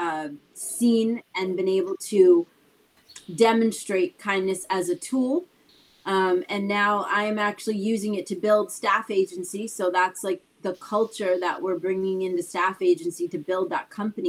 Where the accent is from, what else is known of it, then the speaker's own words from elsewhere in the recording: Boston, Massachusetts, United States; we grew up in Boston